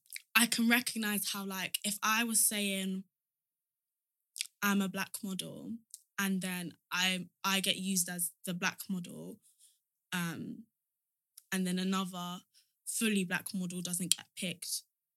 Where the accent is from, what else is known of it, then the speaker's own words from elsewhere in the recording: Nigeria; If somebody asked me where I was from, I would say I'm Nigerian.